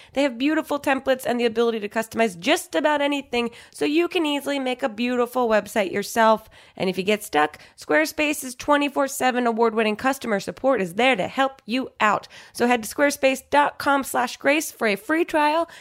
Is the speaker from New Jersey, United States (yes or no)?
yes; New Jersey, United States; I'm from New Jersey.